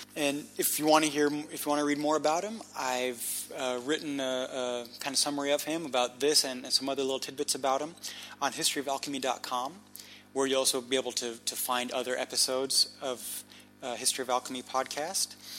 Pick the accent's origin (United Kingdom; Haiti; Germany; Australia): Germany; Munich, Bavaria; moved away; I grew up in Munich